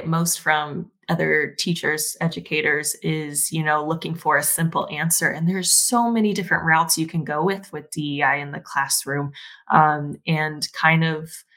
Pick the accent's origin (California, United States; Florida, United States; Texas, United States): Texas, United States; I am originally from Texas, or at least that's where I spent most of my childhood growing up